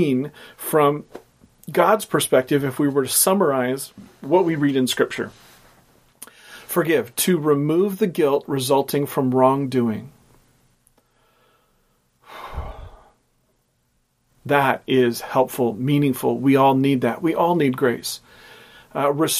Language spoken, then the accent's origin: English; Portland, United States; growing up in Portland